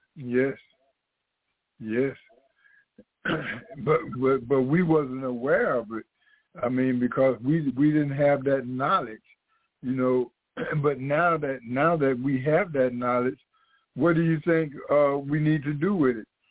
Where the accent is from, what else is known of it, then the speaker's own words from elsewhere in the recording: United States; as Black Americans